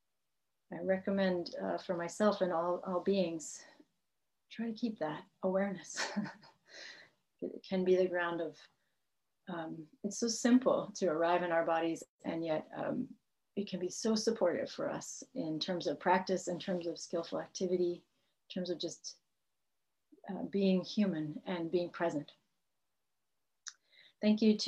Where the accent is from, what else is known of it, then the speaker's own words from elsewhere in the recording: Massachusetts, United States; moved away as an adult; now in California, United States; I was raised in the Northeast in Massachusetts